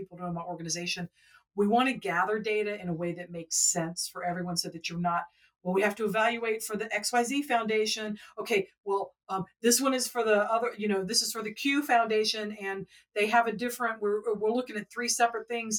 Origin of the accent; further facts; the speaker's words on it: Atlanta, Georgia, United States; I am from Atlanta